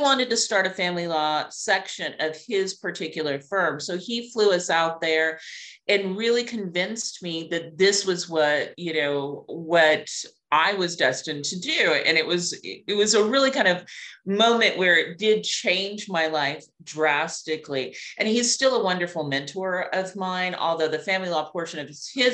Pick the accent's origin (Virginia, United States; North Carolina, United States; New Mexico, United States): New Mexico, United States; Clovis; moved away as an adult; now in Atlanta, United States; Clovis, New Mexico is where I was born